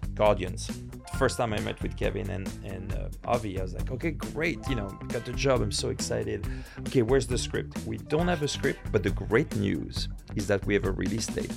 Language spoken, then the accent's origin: English; France; moved away as an adult; also born or lived in New York, United States; I grew up in France